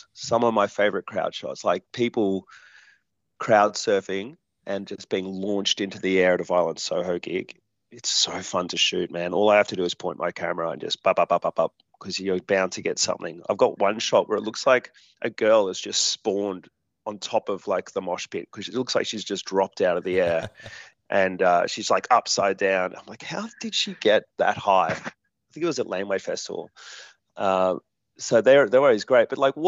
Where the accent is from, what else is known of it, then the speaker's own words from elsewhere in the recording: Hornsby, New South Wales, Australia; I grew up in Hornsby